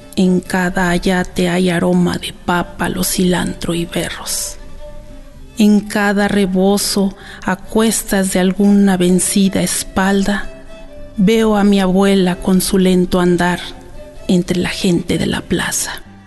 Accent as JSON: {"language": "Spanish", "town": "Santa Ana Nopalucan", "region": "Tlaxcala", "country": "Mexico", "tie": "born or raised there", "also_born_or_lived": "Axotla del Río", "said": "yo soy originaria de Santa Ana, Nopalucan, Tlaxcala, le llaman Santanita"}